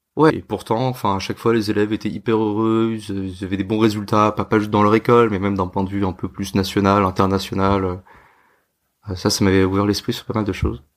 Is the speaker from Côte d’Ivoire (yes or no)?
no; France; moved away as an adult; also born or lived in Hong Kong / India; je suis français